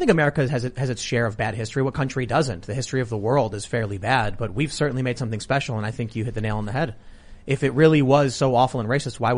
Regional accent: Chicago, Illinois, United States; I grew up here. I grew up in Chicago.

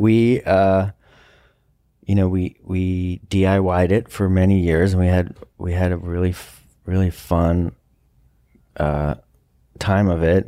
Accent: Westchester, New York, United States; moved away; also born or lived in Colorado; I grew up in Westchester

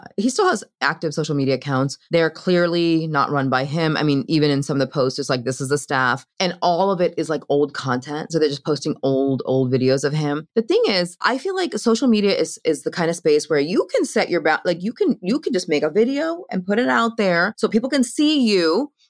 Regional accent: Ireland; I'm Irish. It's fine.

